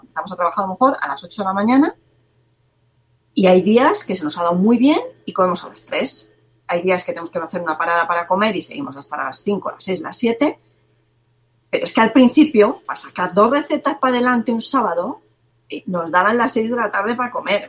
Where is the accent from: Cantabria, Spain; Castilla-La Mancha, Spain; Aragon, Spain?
Castilla-La Mancha, Spain; Cuenca; soy de Cuenca